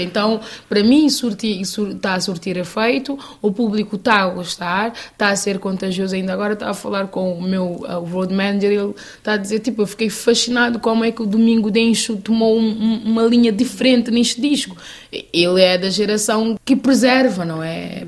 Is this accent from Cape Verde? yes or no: yes; Santiago, Cape Verde; Eu sou do sul de Cabo Verde